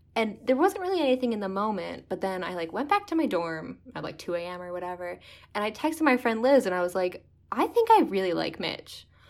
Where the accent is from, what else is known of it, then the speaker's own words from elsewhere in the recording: Lincroft, New Jersey, United States; moved away as an adult; now in North Grafton, United States; I grew up in Lynn Croft, New Jersey, basically lived there my whole life